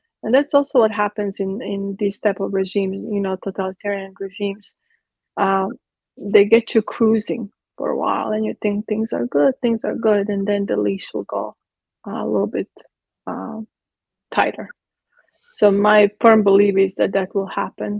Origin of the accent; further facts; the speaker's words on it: Croatia; now in Texas, United States; I was born in Croatia. In Yugoslavia at the time